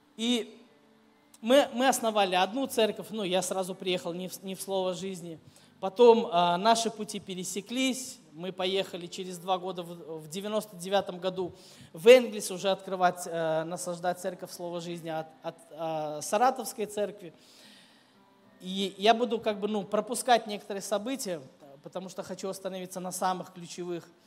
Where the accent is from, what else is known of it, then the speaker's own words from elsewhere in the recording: Minsk, Belarus; moved away as an adult; also born or lived in Kyiv, Ukraine; now in Saratov, Russia; я вырос в Минске, столично большой город